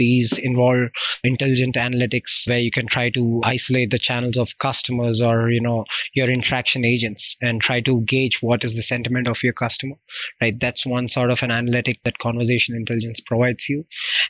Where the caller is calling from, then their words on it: Hyderabad, Telangana, India; also born or lived in Florida, United States; I'm calling in from India, the specific region within the southern part of the India called as Hyderabad. And that's where I have been living for the past 30 years